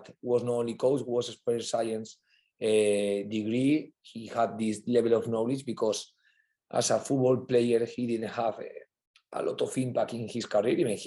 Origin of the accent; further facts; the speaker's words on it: Valencia, Valencian Community, Spain; English is a second language; moved away as an adult; now in England; I'm from Valencia